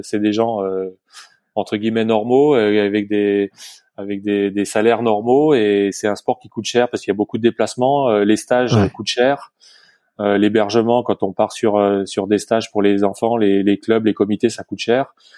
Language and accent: French; Morillon, Auvergne-Rhône-Alpes, France; also born or lived in Bonneville; je suis de, de Morillon, le Grand Massif, à côté de Samoin, les Carreaux, Flaine. et donc j'ai grandi, j'ai grandi à Morillon